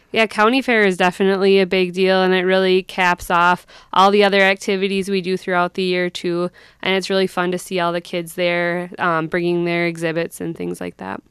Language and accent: English; Sleepy Eye, Minnesota, United States; moved away as an adult; also born or lived in North Dakota; I grew up in Sleepyeye, Minnesota